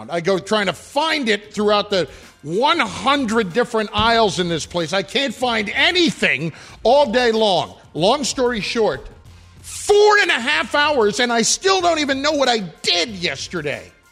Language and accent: English; New York City, New York, United States; I'm from the Bronx.